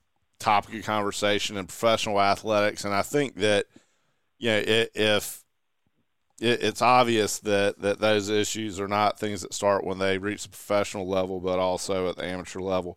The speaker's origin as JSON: {"language": "English", "area": "Carteret County", "region": "North Carolina", "country": "United States", "said": "I'm from Carteret County"}